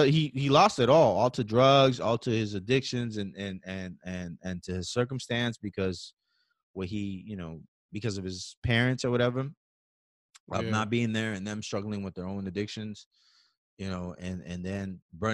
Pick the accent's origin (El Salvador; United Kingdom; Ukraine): El Salvador; moved away; I'm from El Salvador and my wife's from Puerto Rico